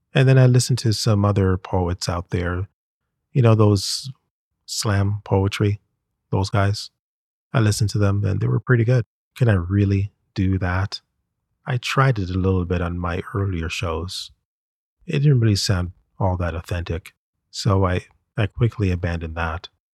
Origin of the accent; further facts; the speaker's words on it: Canada; We Canadians